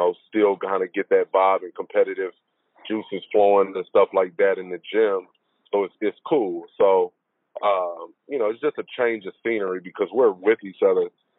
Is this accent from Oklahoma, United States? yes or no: yes; Oklahoma City, Oklahoma, United States; moved away as an adult; also born or lived in New Orleans / Miami / Phoenix / Boston; I'm from Oklahoma City, born and raised.